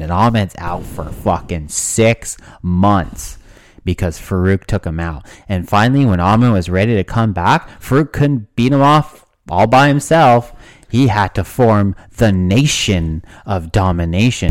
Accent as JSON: {"language": "English", "country": "Canada", "tie": "born or raised there", "said": "being a Canadian kid"}